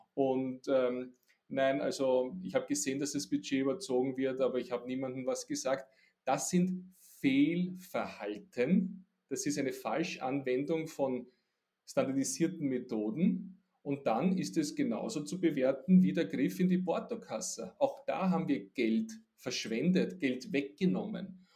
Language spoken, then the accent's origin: German; Austria; Ich bin ein Österreicher und ein Europäer